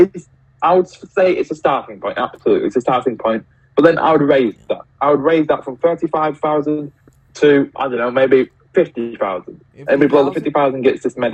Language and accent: English; United Kingdom; as a British citizen